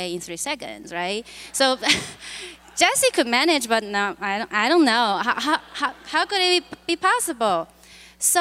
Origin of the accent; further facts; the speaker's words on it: China; moved away as an adult; now in United States; I was born and raised in China and walked on this planet for 20-something years